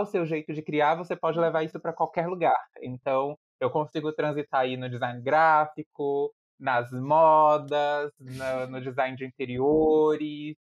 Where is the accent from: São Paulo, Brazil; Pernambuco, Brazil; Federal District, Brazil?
Federal District, Brazil; Brasília; also born or lived in Piauí; sou piauiense, mas com alma totalmente brasiliense, porque eu vim do Piauí para Brasília com três ou quatro anos de idade, nunca mais voltei ao Piauí